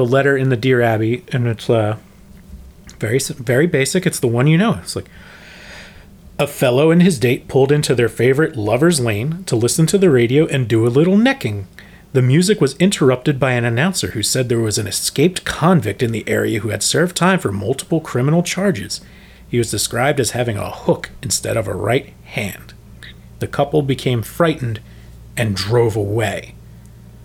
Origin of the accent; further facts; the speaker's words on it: Pennsylvania, United States; we are from Pennsylvania